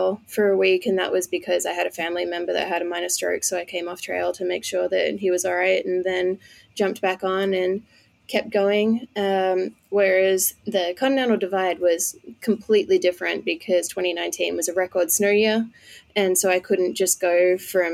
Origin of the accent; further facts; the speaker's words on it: Australia; moved away as an adult; also born or lived in Colorado; now in United States; I am from Australia